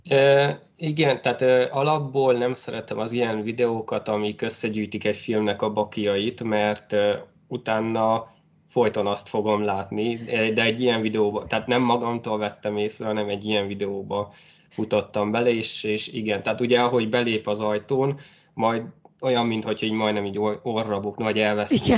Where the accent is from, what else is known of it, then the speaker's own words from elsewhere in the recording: Great Hungarian Plain, southern Hortobágy, Hajdú-Bihar, Hungary; én az Alföldről származom, konkrétan a Hortobágy ja. egy, egy déli sarkából